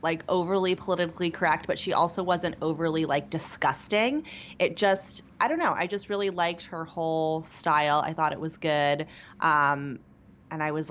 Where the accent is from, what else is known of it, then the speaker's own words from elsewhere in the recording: small town near Pittsburgh, Pennsylvania, United States; moved away; I grew up in a very small town near Pittsburgh